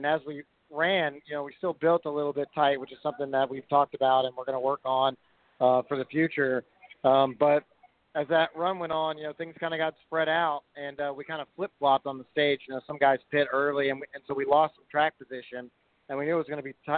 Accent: Houston, Texas, United States; I grew up in Texas and South Texas and Houston

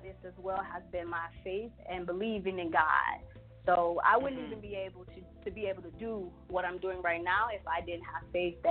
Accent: Chicago, Illinois, United States; I'm from Chicago

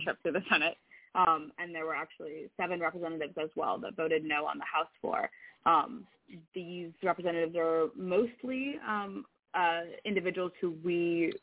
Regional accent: Sacramento, California, United States; moved away as an adult; now in Oregon, United States; I grew up in Sacramento, um, which is a, a much more diverse place than, uh, than Oregon

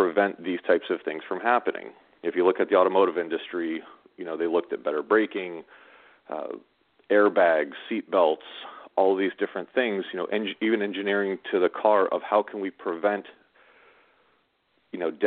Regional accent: Southern California, United States; I grew up in Southern California

